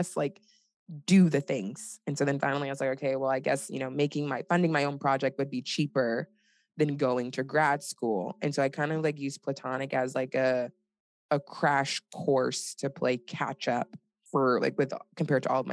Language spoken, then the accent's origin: English; Nigeria; I'm Nigerian